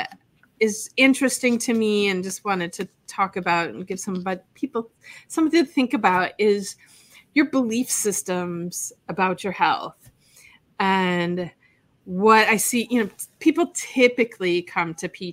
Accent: Wisconsin, United States; moved away as an adult; now in Fort Lauderdale, United States; I'm living in Fort Lauderdale, but I'm from Wisconsin, and I've been down here since 1991

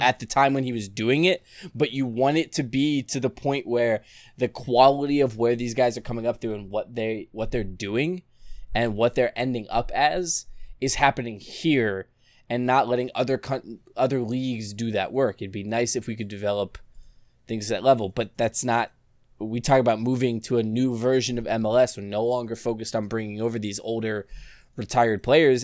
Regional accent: Orlando, Florida, United States; I grew up here in Orlando

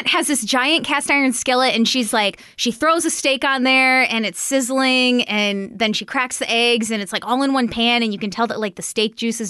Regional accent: Las Vegas, Nevada, United States; moved away; I grew up in Vegas.

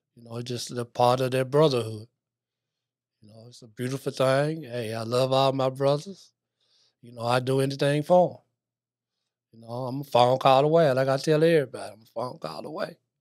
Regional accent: Memphis, Tennessee, United States; also born or lived in Greenville, Illinois; I was born in White Haven, right there on Sullivan Street, right there in the middle of White Haven

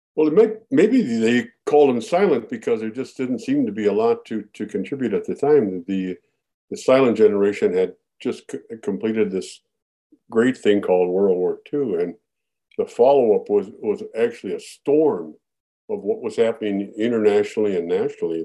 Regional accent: Minneapolis, Minnesota, United States; Born and raised in Minneapolis

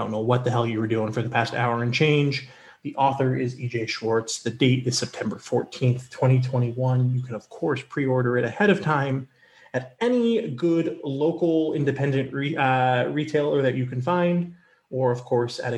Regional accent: North Carolina, United States; I grew up in North Carolina

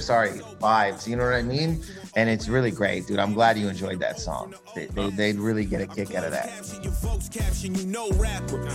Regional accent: Canada; we're all Canadian

